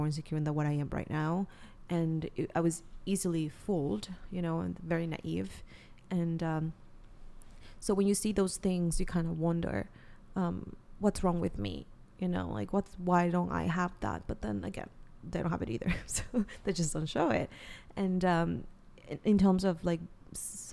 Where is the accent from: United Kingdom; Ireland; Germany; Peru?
Peru; moved away; I'm from Peru. So not only I have a few friends there, but my family is there